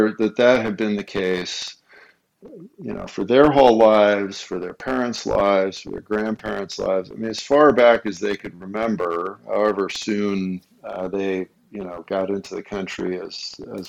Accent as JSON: {"language": "English", "town": "Los Angeles", "region": "California", "country": "United States", "tie": "born or raised there", "also_born_or_lived": "Colorado", "moved": "yes", "lives_now": "Minnesota, United States", "said": "I was born, as I say, a small town out west. You may have heard of it, Los Angeles"}